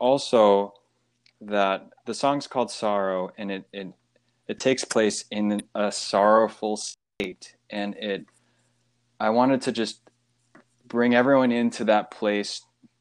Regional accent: United States; being in America. Growing up in America, a lot of students were taught in their school to think

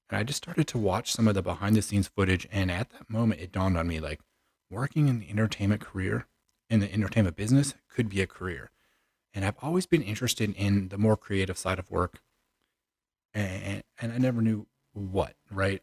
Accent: Chicago, Illinois, United States; moved away as an adult; I'm originally from the Chicagoland area. I was born and raised there un, until about early two thousand nineteen

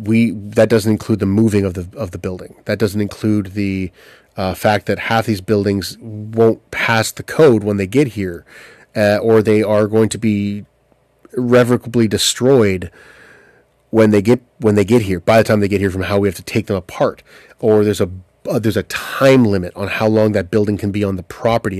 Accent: Southampton, Ontario, Canada; I grew up in Bruce County in Southampton, Ontario

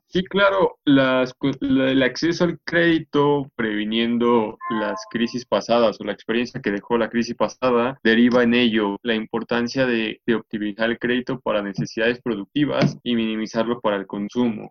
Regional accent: Mexico; podamos crecer como sociedad mexicana

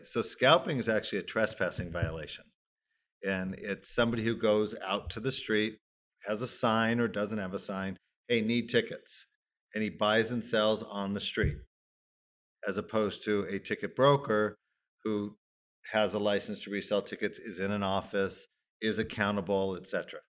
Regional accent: Los Angeles, California, United States; I grew up in Tarzana basically from age five

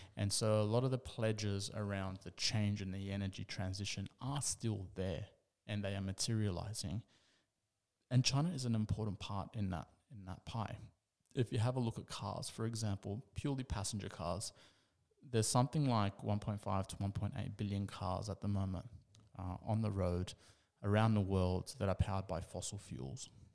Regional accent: Australia; being Australian

